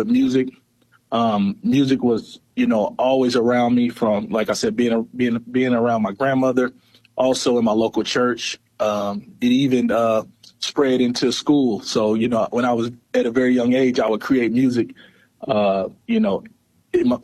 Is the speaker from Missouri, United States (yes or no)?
yes; East Prairie, Missouri, United States; also born or lived in Sikeston, Missouri; Born and raised in East Prairie, Missouri.